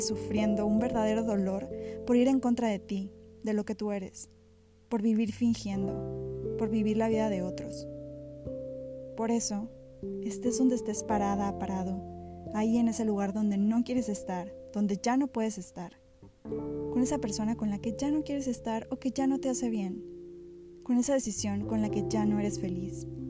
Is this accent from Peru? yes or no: no; Mexico; como mexicanos